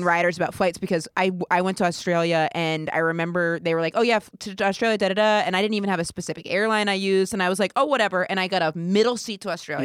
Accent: rural Maine, United States; moved away; I'm r, from really rural Maine

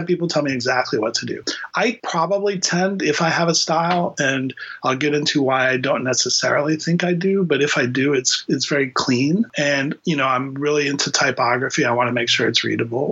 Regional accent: Miami, Florida, United States; born or raised there; moved away as an adult; also born or lived in Boston, Massachusetts

